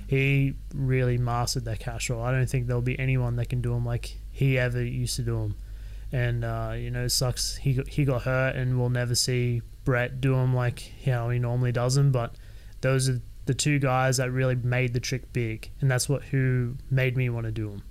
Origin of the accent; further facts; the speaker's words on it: Sydney, New South Wales, Australia; I was born and raised in Sydney